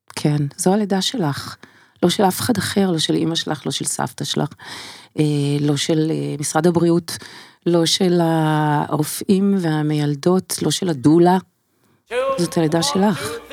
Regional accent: Israel; also born or lived in United States; מילדותי בקיבוץ

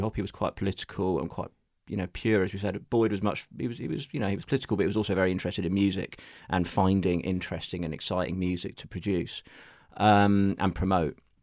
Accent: London, United Kingdom; I am a Londoner. Yeah, in fact, I have only ever lived within the M25

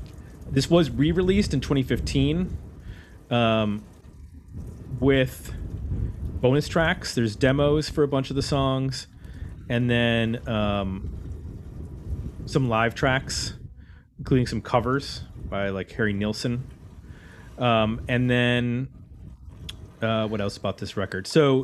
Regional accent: Canada; I'm going with … because I'm Canadian, and so are they.

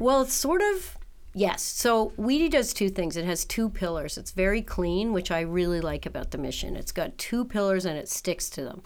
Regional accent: New York City, New York, United States; moved away as an adult; also born or lived in Canada; now in Buffalo, United States; I'm a Canadian who was raised in New York

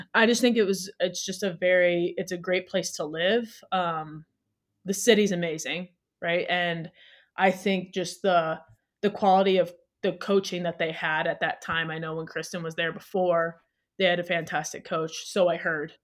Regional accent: Toledo, Ohio, United States; moved away as an adult; also born or lived in Cleveland / Gothenburg, Sweden; now in Salt Lake City, United States; I'm originally from Toledo, Ohio. Um, So I, growing up, I started playing when I was four for a local club there.

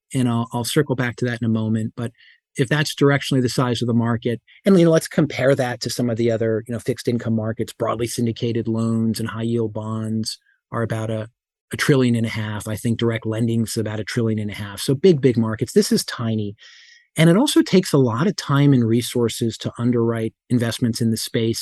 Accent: Whippany, New Jersey, United States; I grew up in Whippany, New Jersey

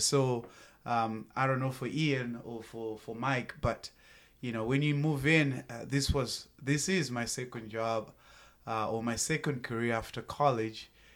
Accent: Zimbabwe; moved away as an adult; also born or lived in Tennessee; now in United States; born and raised in Zimbabwe, moved to the United States of America, uh, back in two thousand eight

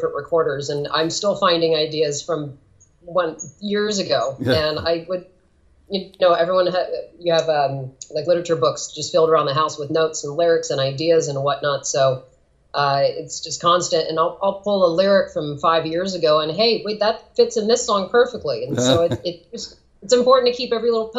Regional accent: California, United States; also born or lived in Portland; I'm from California, born and raised

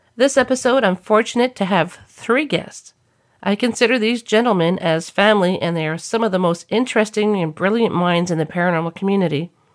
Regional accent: New Brunswick, Canada; moved away; I was back in my hometown in New Brunswick

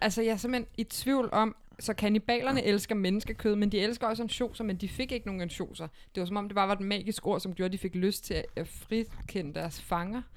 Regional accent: Brøndby area, Capital Region of Denmark, Denmark; Vi er jo også ud fra de kanter.

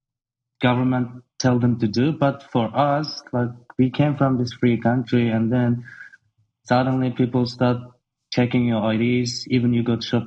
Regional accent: Urumqi, Xinjiang, China; moved away as an adult; now in Australia; I was born in Urumqi, which is capital city of Xinjiang. I was raised and born there and until 18 years old. So I came to Australia in 2009 when I was 18.

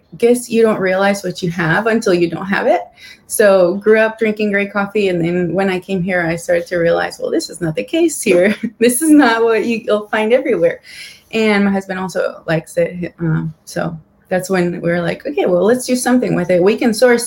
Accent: Guatemala; moved away as an adult; also born or lived in Savannah, Georgia, United States; now in United States; I'm from Guatemala. I was born and raised there, and I went to SCAD in Savannah in 2006

